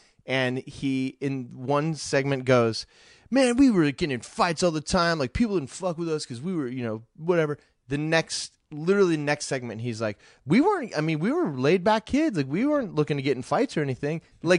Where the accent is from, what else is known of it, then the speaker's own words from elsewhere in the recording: Virginia, United States; now in Los Angeles, United States; growing up in Virginia, it felt a billion miles away.